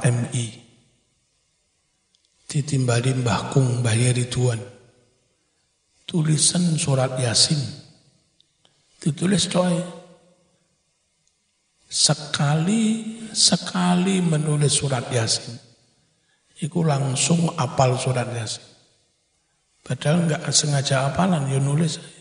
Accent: East Java, Indonesia; Dulu kan di desa saya itu nggak jauh dari Sungai Berantas.

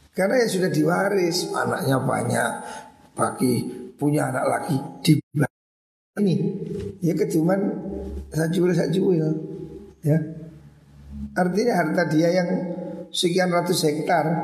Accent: Bululawang, East Java, Indonesia; Kampung paling terpandang di desa Bulu Lawang ini kampung saya. Jadi kampung Haji.

